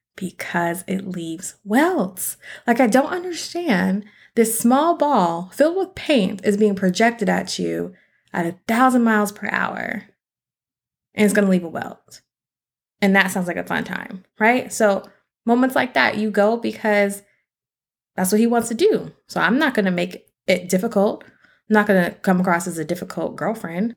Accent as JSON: {"language": "English", "town": "Seattle", "region": "Washington", "country": "United States", "said": "I'm from Seattle."}